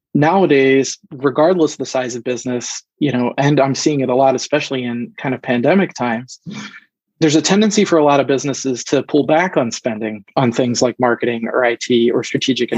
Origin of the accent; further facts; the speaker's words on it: Philadelphia, Pennsylvania, United States; moved away as an adult; now in Michigan, United States; I'm originally actually from the East Coast, the greater Philadelphia area